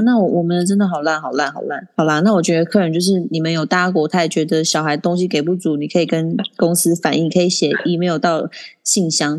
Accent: Taiwan; 身为台湾人

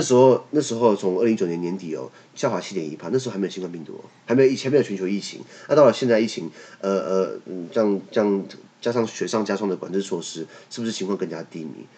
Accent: Taiwan; 我们台湾这边

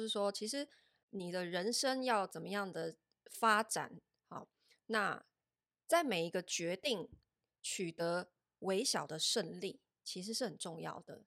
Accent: Taiwan; 我们台湾人 D N A 里面比较缺乏的

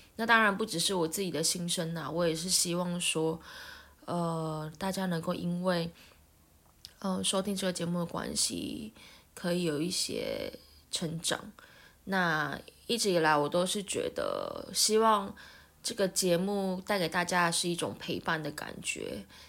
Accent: Taiwan; 我们身为台湾人，呃，亚洲人

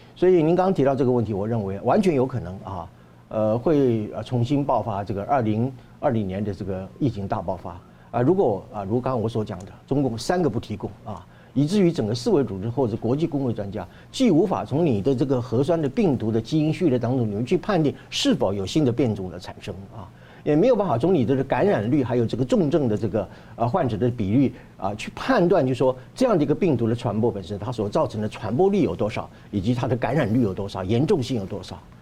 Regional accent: Taiwan; 我觉得这个很值得我们台湾人做一些，啊，启发

